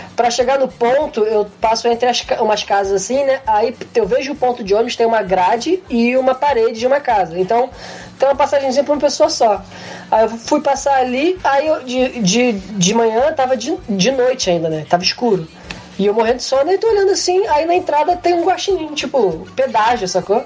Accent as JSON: {"language": "Portuguese", "country": "Brazil", "moved": "yes", "said": "ser brasileiro no exterior é isso aí"}